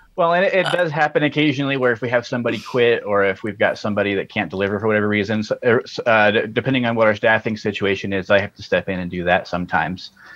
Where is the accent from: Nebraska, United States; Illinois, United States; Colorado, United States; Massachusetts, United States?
Colorado, United States; moved away as an adult; also born or lived in Ohio; now in Montana, United States; I grew up in Colorado uh, and I went to college in Ohio and now I'm in Montana